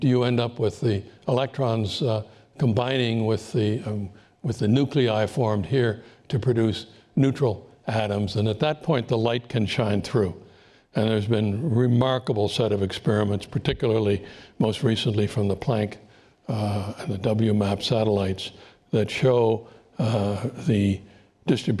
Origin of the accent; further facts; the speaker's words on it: Canada; as a Canadian